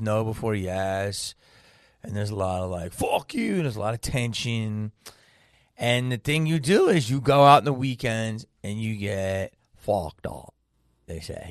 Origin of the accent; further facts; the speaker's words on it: Philadelphia, Pennsylvania, United States; moved away as an adult; I was raised in Philadelphia